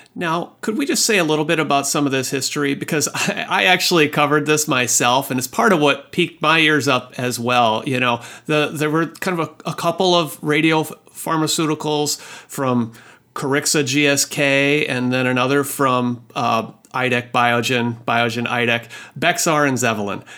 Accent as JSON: {"language": "English", "region": "Midwest", "country": "United States", "moved": "yes", "lives_now": "Seattle, United States", "said": "I'm a Midwestern boy"}